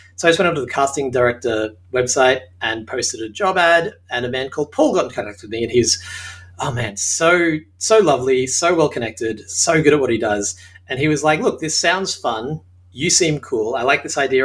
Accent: Australia; accent: Australian; moved away as an adult; now in Hollywood, United States; As you can tell from my accent, I'm Australian

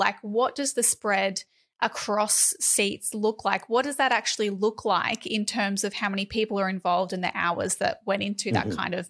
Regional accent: Queensland, Australia; as a Queenslander

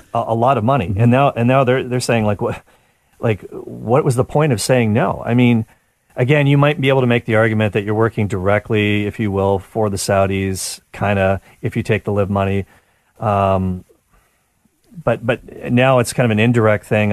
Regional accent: Canada; as a Canadian

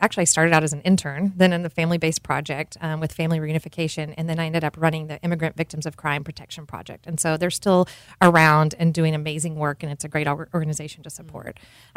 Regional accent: Cool, Texas, United States; also born or lived in Houston, Texas; now in Austin, United States; I grew up in a little town called Cool, Texas

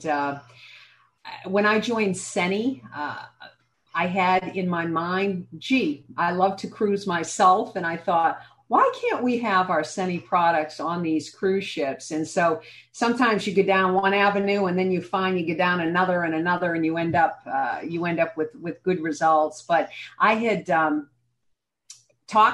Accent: Massachusetts, United States; also born or lived in New Hampshire; I grew up in Massachusetts

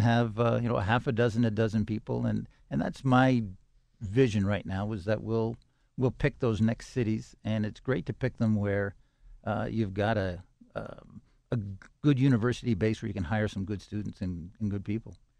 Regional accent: Toronto, Ontario, Canada; now in Pittsburgh, United States; I grew up in Toronto, Canada

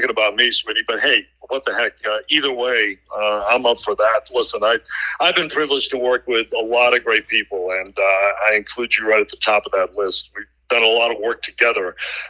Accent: Boston, Massachusetts, United States; moved away as an adult; now in New York, United States; a Bostonian in New York

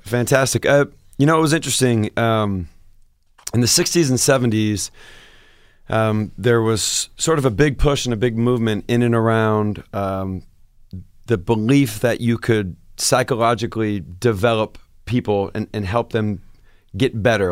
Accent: Seattle, Washington, United States; moved away as an adult

